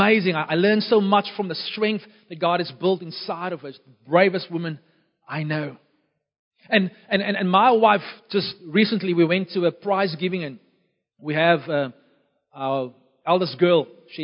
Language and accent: English; Beaufort West, Western Cape, South Africa; born there; Beaufort West is my hometown. It's more the town where I was born. Don't really have a hometown. Lived in many different places all across our nation. But Beaufort West is the place where I was born.